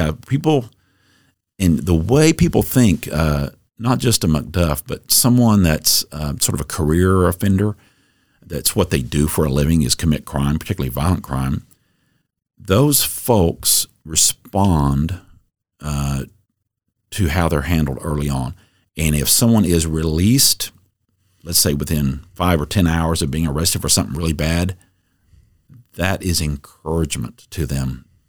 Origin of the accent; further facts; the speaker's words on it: Dallas, Texas, United States; I grew up in Dallas, son of a prosecutor in Dallas